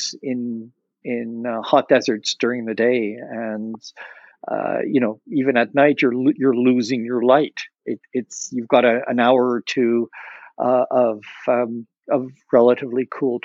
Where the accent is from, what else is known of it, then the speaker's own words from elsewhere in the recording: Montreal, Quebec, Canada; I grew up in Montreal